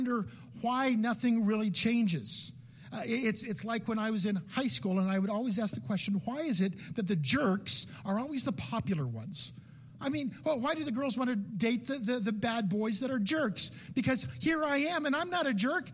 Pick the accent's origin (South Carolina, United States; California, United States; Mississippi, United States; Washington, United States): California, United States; I grew up in California